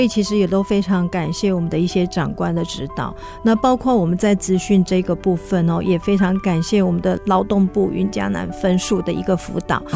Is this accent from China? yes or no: no; Beigang, Yunlin County, Taiwan; now in Huwei, Taiwan; 因为我们是云林的小孩子，那因为我，呃，出生地是在北港